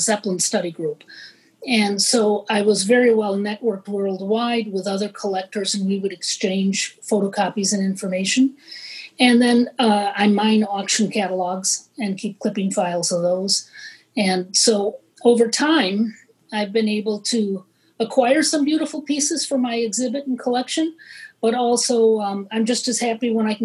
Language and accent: English; Washington Island, Wisconsin, United States; This is one of two inhabited islands in Lake Michigan. That's where I was born.